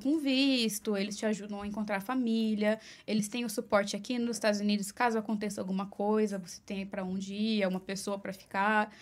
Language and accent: Portuguese; Mogi das Cruzes, São Paulo, Brazil; moved away as an adult; now in New York City, United States; Eu sou de Mogi das Cruzes, São tá. Paulo. É, grande São Paulo, ali na região de Suzano, Poá